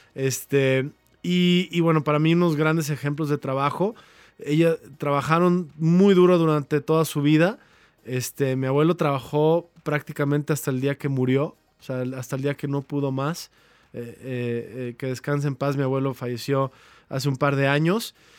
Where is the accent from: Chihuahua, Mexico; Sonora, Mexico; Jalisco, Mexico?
Jalisco, Mexico; Guadalajara; soy mexicano, como ustedes saben. Eh, nací aquí en Guadalajara